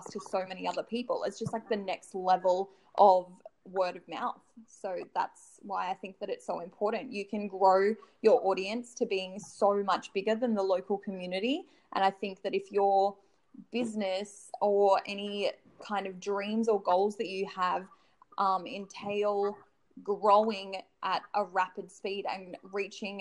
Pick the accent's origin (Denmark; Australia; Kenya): Australia; Noosa, Queensland; I grew up in Noosa on the Sunshine Coast